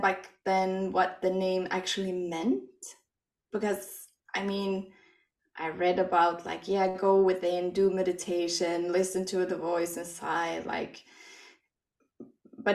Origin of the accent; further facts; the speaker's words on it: Sweden; English is a second language; moved away as an adult; now in Norway; I'm from Sweden. I moved to Norway 15 years ago with my best friend